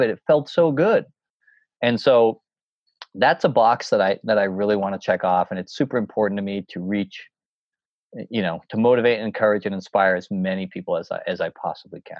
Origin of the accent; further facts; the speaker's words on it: New Hampshire, United States; And I always did it as a young kid when I would hike these mountains, growing up in the White Mountains, doing all these, you know, the presidential peaks